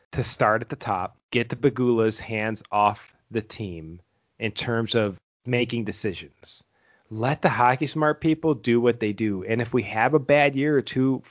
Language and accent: English; Buffalo, New York, United States; growing up in Buffalo